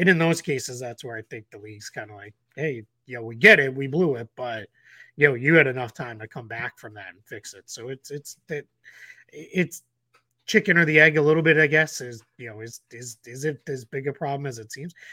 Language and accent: English; Boston, Massachusetts, United States; I grew up in Boston in the Larry Bird, uh, era